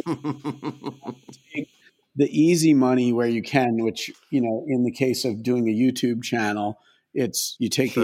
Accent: Maine, United States; moved away; I grew up in Maine, and like pretty pretty rural suburb, if you could even call it that, in Maine

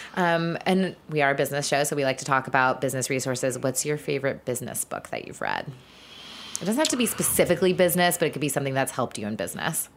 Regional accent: the South, United States; I grew up in the South

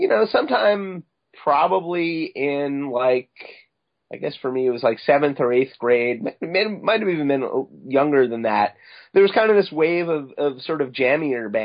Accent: Long Island, New York, United States; I grew up on Long Island, mainly

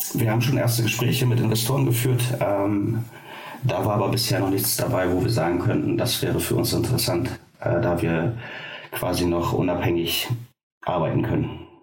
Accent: Oldenburger Münsterland, Lower Saxony, Germany; Wir kommen aus dem Oldenburger Münsterland.

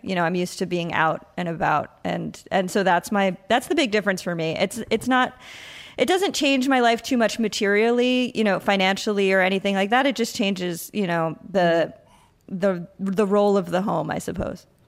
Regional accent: Patchogue, New York, United States; moved away as an adult; also born or lived in Huntington, New York / Brooklyn, New York; now in San Juan, Puerto Rico; I grew up on Long Island

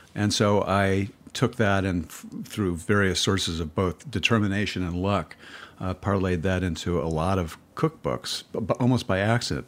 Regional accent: Cleveland, Ohio, United States; I started writing about chefs back in Cleveland, where, my hometown

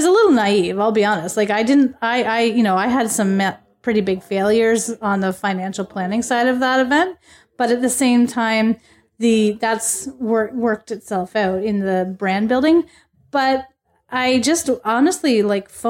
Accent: Niagara region, Ontario, Canada; that's where I'm from

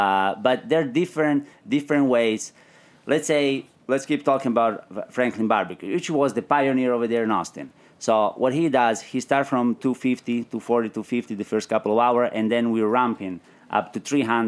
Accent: Calabria, Italy; So when I come from Calabria, it's very very interesting.

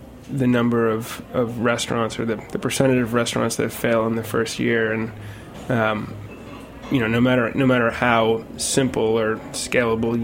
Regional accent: Old Lyme, Connecticut, United States; I'm from eastern coastal Connecticut, old Lyme, home of Lyme disease

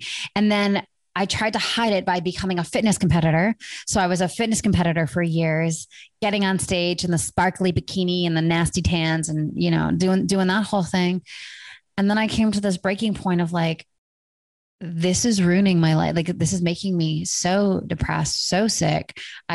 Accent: Vancouver, British Columbia, Canada; Vancouver, my hometown

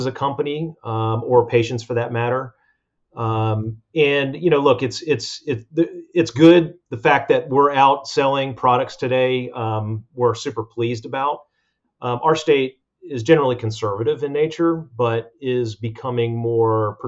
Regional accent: Atlanta, Georgia, United States; also born or lived in Hollywood, Florida; originally from Hollywood, Florida. My dad took a transfer to Atlanta in the mid-70s, and we moved to Atlanta, Georgia. And I'd spent my entire school-age years in Atlanta.

